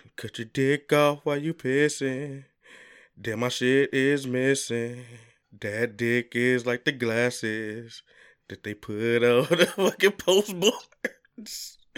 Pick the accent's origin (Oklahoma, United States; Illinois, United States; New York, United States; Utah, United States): Illinois, United States; Chicago; I'm definitely from the South Side